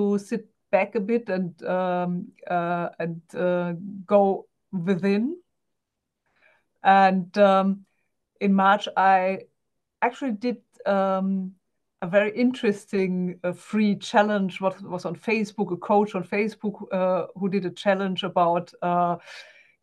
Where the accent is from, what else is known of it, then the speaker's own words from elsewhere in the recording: Germany; English is a second language; I'm German, guys, so bear with me. English is not my native language.